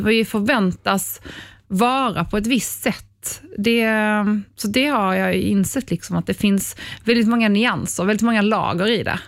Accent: Ystad, Skåne, Sweden; moved away; also born or lived in Poland / Norrtälje; Jag kommer från Ystad

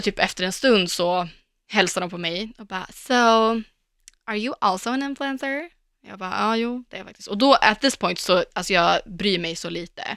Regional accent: Sweden; jag pratar svenska

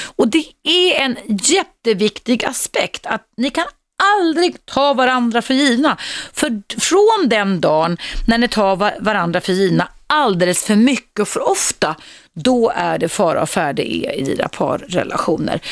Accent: Dalarna County, Sweden; Jag härstammar från Dalarna där man säger jag kan själv

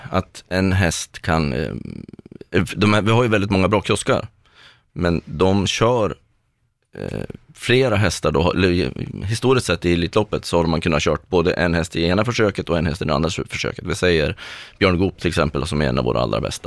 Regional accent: Östersund, Jämtland, Sweden; now in Stockholm, Sweden; Jag är en jämtlänning från Östersund mm. som har bott i Stockholm sedan 98

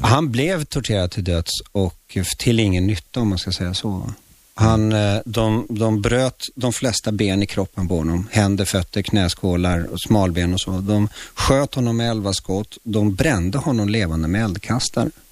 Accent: Stockholm, Stockholm County, Sweden; born or raised there; Swedish is a second language; also born or lived in Chile

